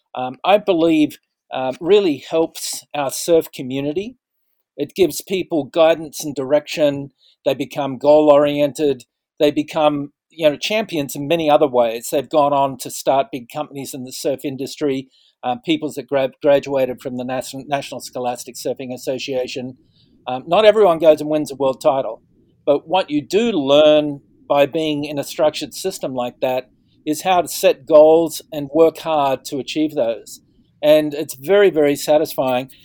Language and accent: English; Western Australia, Australia; moved away; also born or lived in Sydney; I came from Western Australia